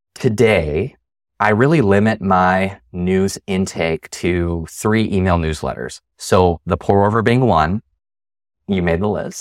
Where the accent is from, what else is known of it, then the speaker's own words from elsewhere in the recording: Chicagoland, Illinois, United States; growing up in Chicagoland